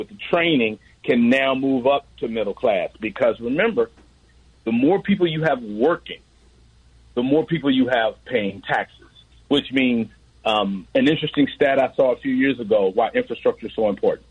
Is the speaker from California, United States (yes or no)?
no; Memphis, Tennessee, United States; I'm from Memphis, Tennessee